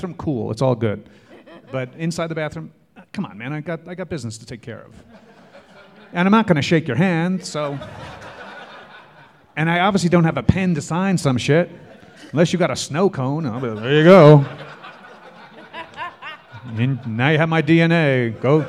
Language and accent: English; New York, United States; I'm a New Yorker